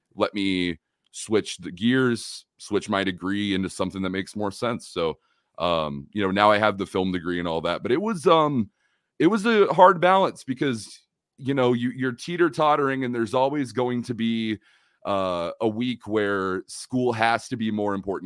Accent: Oklahoma City, Oklahoma, United States; also born or lived in California; I'm from Oklahoma here in the United States

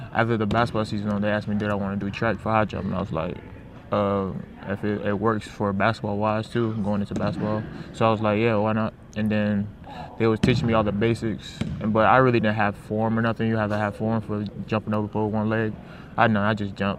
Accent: Hinesville, Georgia, United States; moved away; I'm from Huntsville, Georgia. I play at Liberty County High School

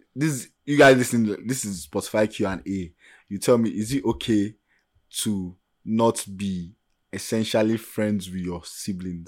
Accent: Nigeria; first language Yoruba; English is a second language; I'm speaking as an average Nigerian

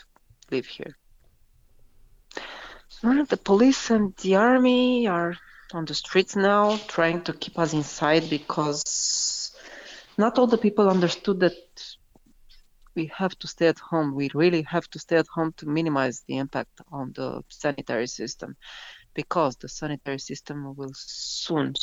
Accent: Bucharest, Romania; from Bucharest, Romania.

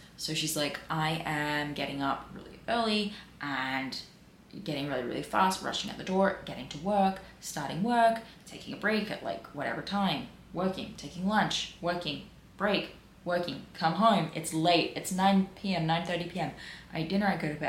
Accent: Peakhurst, New South Wales, Australia; I grew up in Pekust.

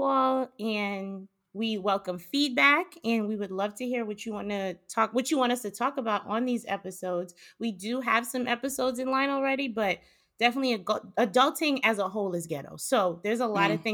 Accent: New York City, New York, United States; moved away as an adult; also born or lived in Brooklyn / Boston; I am originally from Queens, New York. I lived there my entire life

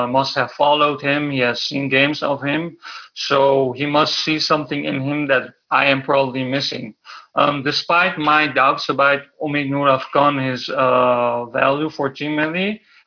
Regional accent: Netherlands; I am born and raised in the Netherlands

